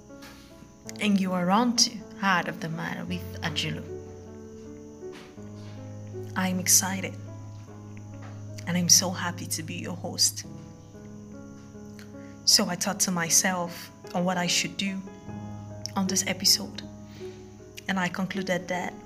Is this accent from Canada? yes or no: no; Nigeria; I am Nigerian and proudly African.